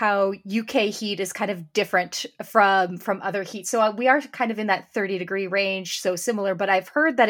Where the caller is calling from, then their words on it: Sudbury, Ontario, Canada; I'm joining today from Sudbury, Ontario, Canada.